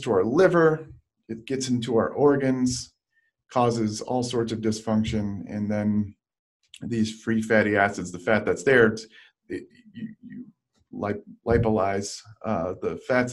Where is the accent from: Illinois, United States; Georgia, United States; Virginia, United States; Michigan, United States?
Michigan, United States; now in San Diego, United States; I'm from Michigan